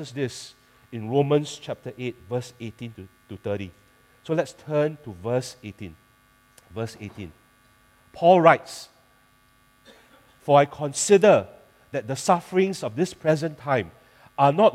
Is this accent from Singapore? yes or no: yes; Singapore; I'm a Singaporean